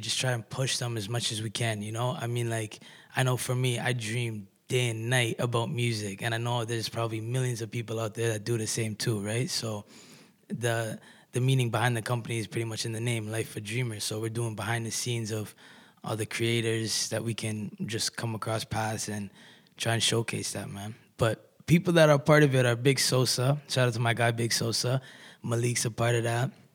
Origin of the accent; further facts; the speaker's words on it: Kitchener, Ontario, Canada; I'm an artist from Kitchener Waterloo.